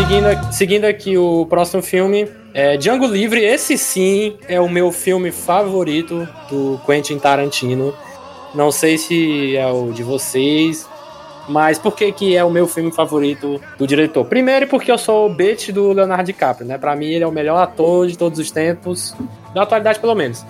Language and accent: Portuguese; Brazil; eu sou brasileiro